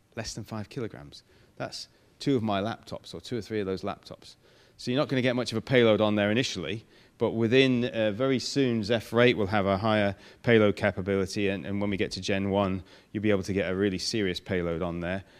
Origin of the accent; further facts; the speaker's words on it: Manchester, North West England, United Kingdom; moved away; But I come from Manchester